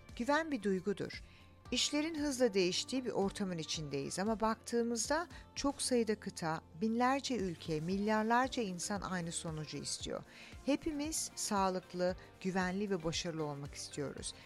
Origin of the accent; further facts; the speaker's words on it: Australia; also born or lived in Turkey; ben Türk'üm tabii ki ama Avustralya'da büyüdüm.